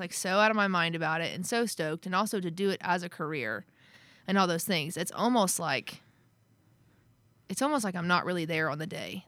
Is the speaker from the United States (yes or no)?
yes; near Tulsa, Oklahoma, United States; moved away; also born or lived in Nashville, Tennessee; I grew up in this town called Wausau, Oklahoma, just outside of Tulsa